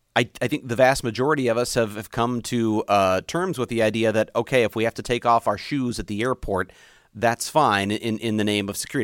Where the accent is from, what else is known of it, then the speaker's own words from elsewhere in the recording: United States; my duty as an American